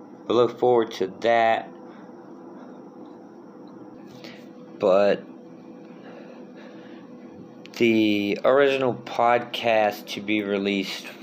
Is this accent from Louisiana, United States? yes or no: yes; Thibodaux, Louisiana, United States; also born or lived in Houma, Louisiana; now in Baton Rouge, United States; my hometown of Thibodaux and Houma, where I lived for 12 years